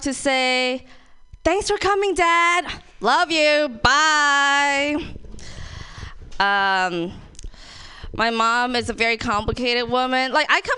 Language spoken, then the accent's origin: English; Thailand; now in San Francisco, United States; I'm Thai, born and raised